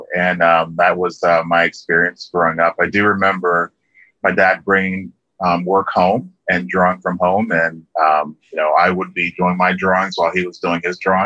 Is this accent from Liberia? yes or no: yes; Liberia; I grew up in a small country called Liberia in West Africa